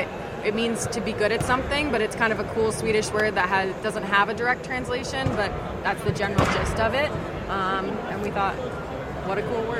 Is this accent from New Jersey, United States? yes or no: yes; Hopewell, New Jersey, United States; I am from New Jersey originally. I grew up in Hopewell near Princeton.